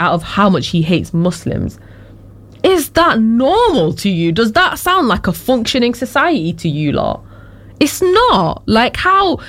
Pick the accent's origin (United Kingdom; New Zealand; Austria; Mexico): United Kingdom; I am also British